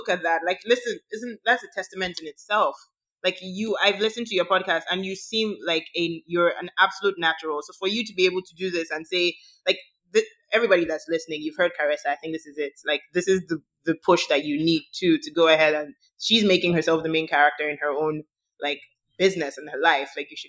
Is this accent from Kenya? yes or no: no; Nigeria; As a Black woman, I think there's nothing really like, as being a minority, period, there's nothing like being a majority in your own country.